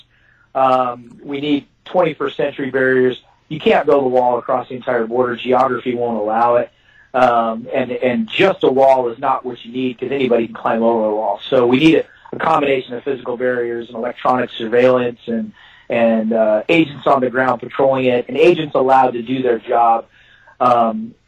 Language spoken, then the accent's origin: English; Texas, United States; I'm a Texan